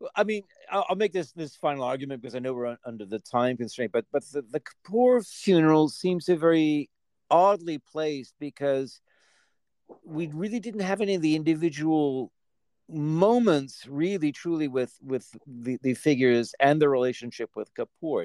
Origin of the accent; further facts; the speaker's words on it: United Kingdom; moved away; I grew up in Britain and and yet I've been away